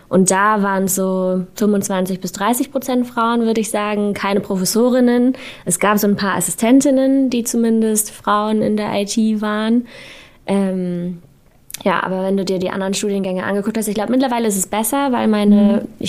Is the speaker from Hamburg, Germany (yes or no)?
yes; Hamburg, Germany; Also ich komme aus Hamburg, da lag dann Logistik irgendwie nahe